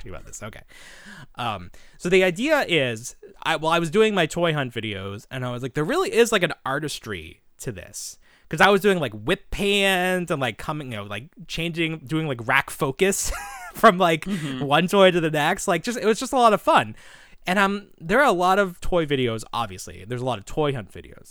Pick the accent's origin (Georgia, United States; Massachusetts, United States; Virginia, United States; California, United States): Massachusetts, United States; Boston; I'm from Boston